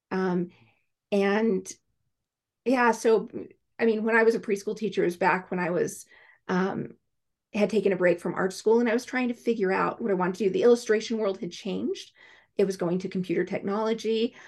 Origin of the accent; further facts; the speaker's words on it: Alaska, United States; I grew up in Alaska